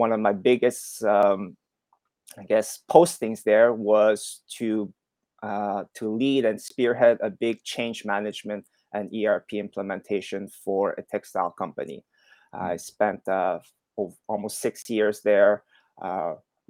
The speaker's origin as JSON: {"language": "English", "town": "Montreal", "region": "Quebec", "country": "Canada", "tie": "born or raised there", "also_born_or_lived": "Shanghai / Hong Kong", "moved": "as an adult", "said": "I'm originally from Montreal, Canada. That's where I grew up"}